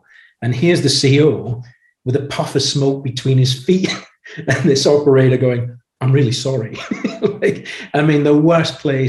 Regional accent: Australia; moved away; I grew up in Australia when I was younger.

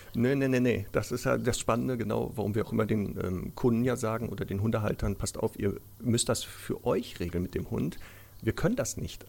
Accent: Ruhr area, North Rhine-Westphalia, Germany; moved away; ich komme ja ursprünglich aus dem Ruhrgebiet

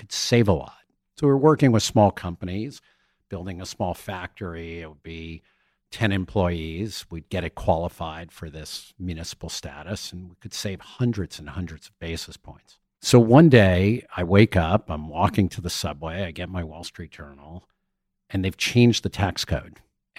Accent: Somerset, New Jersey, United States; I grew up in Somerset, New Jersey, middle class area. It was a Levitt town with four different styles of homes.

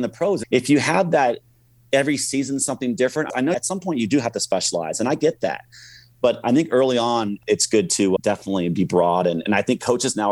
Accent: Orlando, Florida, United States; I grew up in Orlando, Florida

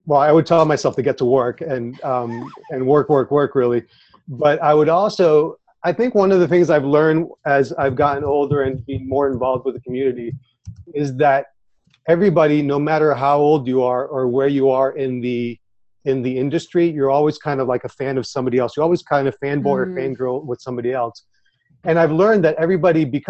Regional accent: Orlando, Florida, United States; also born or lived in Puerto Rico; I was born in Puerto Rico, but I've lived in Orlando my whole life.

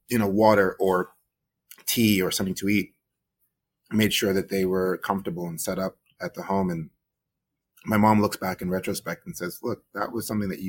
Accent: New York, United States; also born or lived in Guyana; I moved to New York when I was 8 years old

